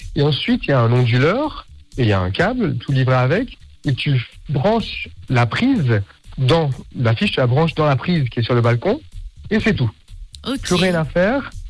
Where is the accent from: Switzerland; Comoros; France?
Switzerland; Geneva; moved away as an adult; now in Basel, Switzerland; je suis de Genève. J'ai grandi à Genève et maintenant j'habite à Bâle